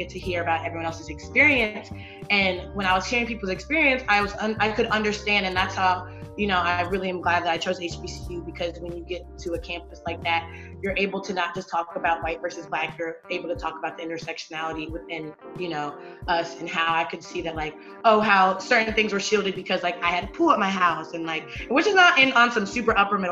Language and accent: English; Salisbury, Maryland, United States; I am from Salisbury, Maryland, which is the eastern shore of Maryland